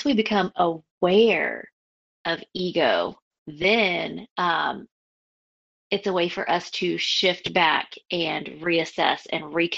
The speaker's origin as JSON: {"language": "English", "country": "United States"}